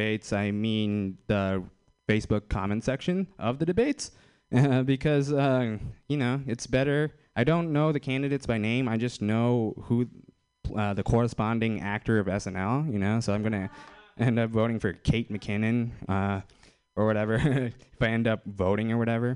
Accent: Fremont, California, United States; I'm from Fremont.

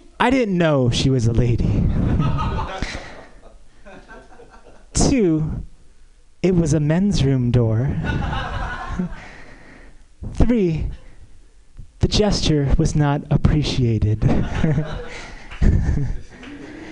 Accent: San Diego, California, United States; moved away as an adult; also born or lived in New York; now in Hollywood, United States; I'm from San Diego

